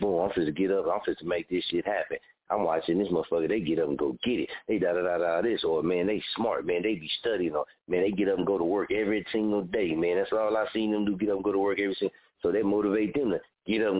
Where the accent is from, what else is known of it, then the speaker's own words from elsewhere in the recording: Muskogee, Oklahoma, United States; I'm from Muskogee, Oklahoma.